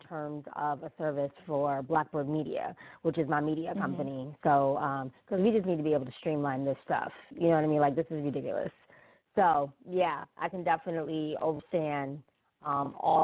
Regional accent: New York, United States; now in North Carolina, United States; I'm from New York, right? So we have a completely different school system and setup kind of there.

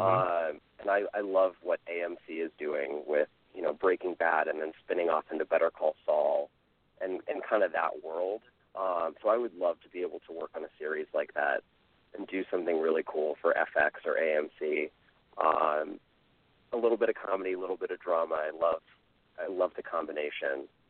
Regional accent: Bay Area near San Francisco, California, United States; I grew up in the Bay Area near San Francisco

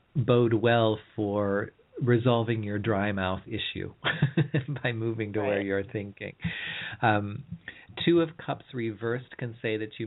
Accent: California, United States; I'm from California

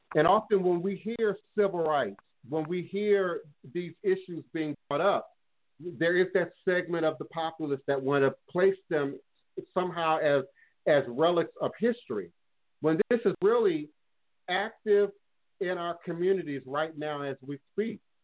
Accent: Washington, District of Columbia, United States; I grew up in D.C. 70s

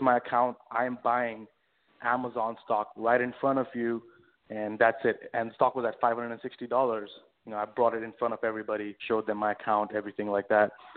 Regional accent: India; moved away as an adult; also born or lived in London, United Kingdom; now in New York, United States; born and raised in India all throughout, and then I moved to uh, London in about you know 2010

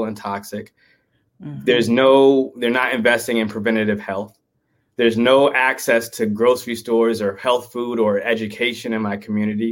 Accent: Oakland, California, United States; I grew up in Oakland, California. That's where I'm

